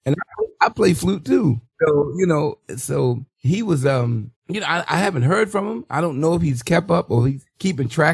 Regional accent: Baltimore, Maryland, United States; I'm from East Baltimore

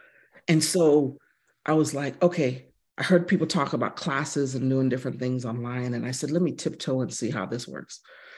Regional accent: United States; But being a military kid, my dad was in the military. I am West Indian American. My dad is from Mississippi. And having the fortune of traveling around the world since I was probably 2 years old and speaking three different languages.

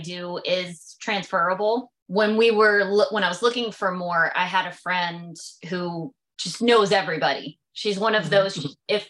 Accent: Maryland, United States; moved away; I'm from Maryland.

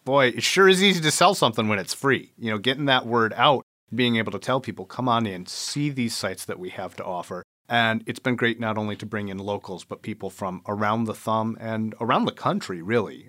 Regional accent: Port Huron, Michigan, United States; also born or lived in Dearborn, Michigan; back here in Port Huron, my hometown, where all my folks were still

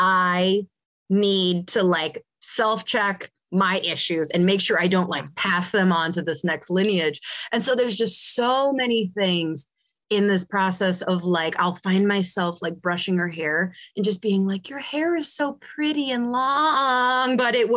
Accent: California, United States; I'm born in 86, you know? And so like I said, I grew up in Southern California.

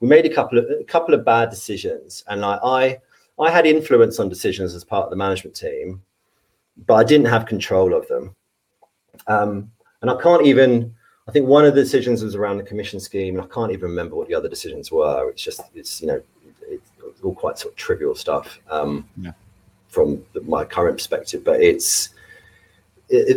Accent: Devon, South West England, United Kingdom; moved away; I grew up in Devon.

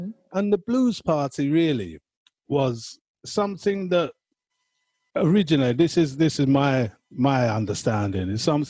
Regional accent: London, United Kingdom; I'm being a Londoner.

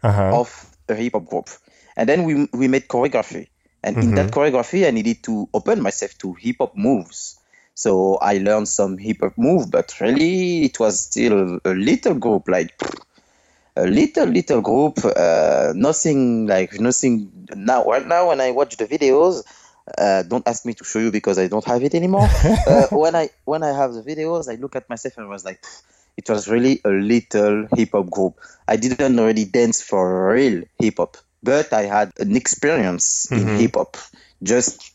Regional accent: Villepinte, Île-de-France, France; English is a second language; also born or lived in Guadeloupe / Martinique; I've been born from maybe near from Paris. This is a little city named Villepinte. This is really near from Paris. I've born there.

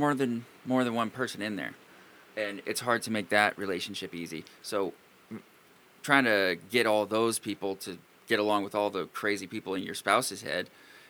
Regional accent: Pacific Northwest, United States; I'm from the Pacific Northwest

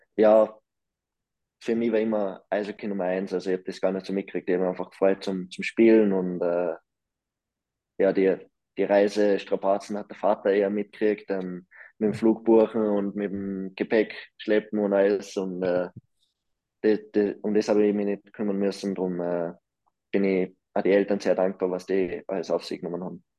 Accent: Austria; also born or lived in Lausanne / Davos; now in Bern, Switzerland; als Österreicher

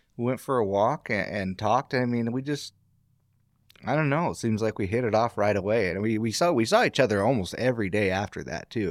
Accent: Astoria, Oregon, United States; I was born and raised in Astoria. My family's from Astoria

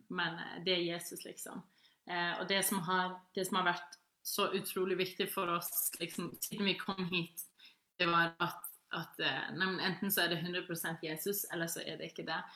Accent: Faroe Islands; Norwegian is a second language; also born or lived in Norway; Vi er fra Færøyene

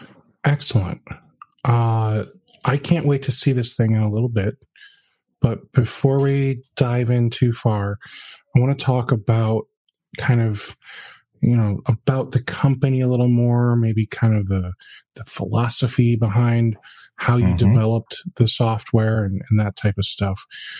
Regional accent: United States; I'm American

